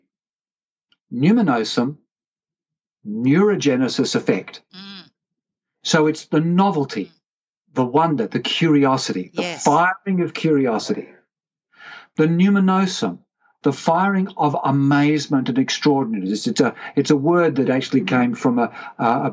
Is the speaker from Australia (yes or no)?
yes; Australia; I said, g'day, because I'm Australian